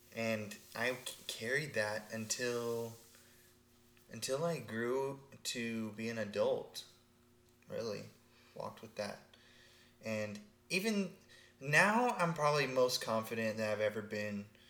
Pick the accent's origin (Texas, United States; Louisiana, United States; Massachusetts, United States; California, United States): Texas, United States; I grew up in Texas